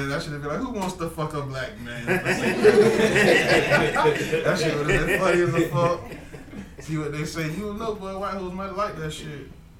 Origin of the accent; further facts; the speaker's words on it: Savannah, Georgia, United States; And I was like, I'm from Savannah.